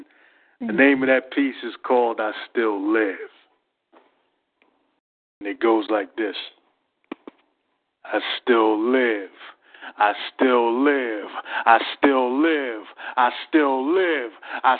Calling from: Philadelphia, Pennsylvania, United States; I'm calling from Philadelphia, Pennsylvania.

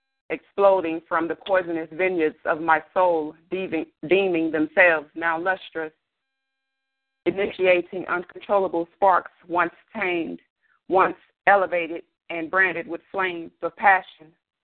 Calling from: Arlington, Texas, United States; I am calling from Arlington, Texas.

